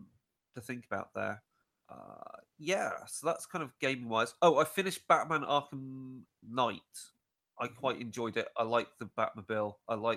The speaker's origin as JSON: {"language": "English", "country": "United Kingdom", "said": "we're British people here"}